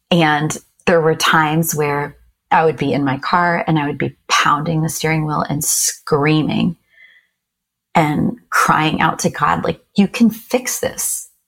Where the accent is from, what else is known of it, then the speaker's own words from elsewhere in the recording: Japan; I grew up in Japan. And so I've always loved cherry blossom trees.